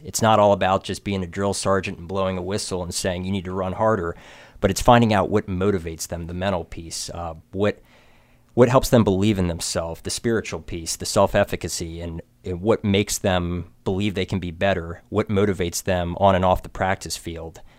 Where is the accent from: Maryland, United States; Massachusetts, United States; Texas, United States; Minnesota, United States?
Maryland, United States; Frederick; Born and raised in Frederick, Maryland.